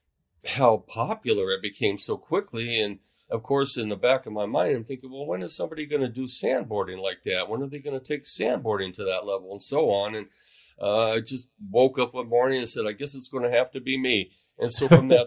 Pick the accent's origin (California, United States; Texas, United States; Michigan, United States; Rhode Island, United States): California, United States; Mojave Desert; now in Oregon, United States; I grew up in the Mojave Desert, not too far from Death Valley